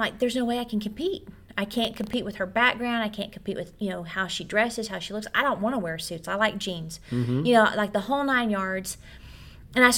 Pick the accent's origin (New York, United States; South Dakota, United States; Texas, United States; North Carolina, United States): Texas, United States; Odessa; also born or lived in Childress, Texas / Oklahoma; I'm from Odessa, Texas. And Childress, maybe some Oklahoma in there.